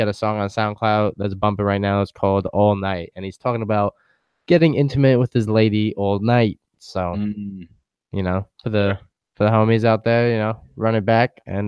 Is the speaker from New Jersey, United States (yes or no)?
no; New York City, New York, United States; I'm from Brooklyn